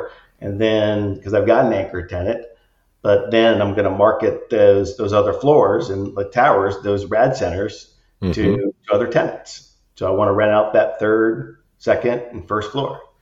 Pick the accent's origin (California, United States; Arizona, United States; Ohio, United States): Ohio, United States; Northeast; grew up in Northeast Ohio.